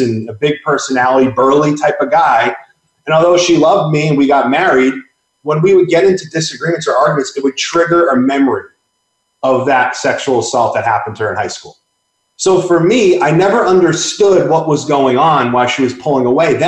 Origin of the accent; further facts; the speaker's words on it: Boston, Massachusetts, United States; moved away as an adult; also born or lived in Northwest; I grew up in the Northeast. I grew up in Boston.